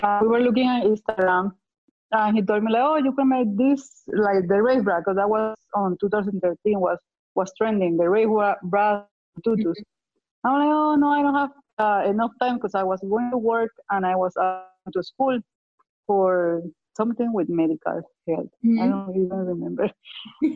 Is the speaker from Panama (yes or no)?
yes; Panama; also born or lived in Houston, United States; now in Las Vegas, United States; I'm originally from Panama